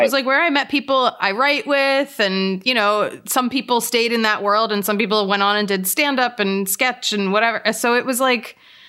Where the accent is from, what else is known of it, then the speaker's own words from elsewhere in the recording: Lower Merion, Pennsylvania, United States; I'm from Lower Merion. It's outside of Philly.